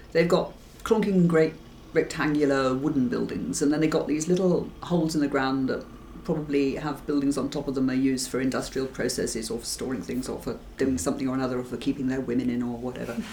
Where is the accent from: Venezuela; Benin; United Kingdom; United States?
United Kingdom; England; I'm definitely English, I'm afraid, and um, I'm not Scottish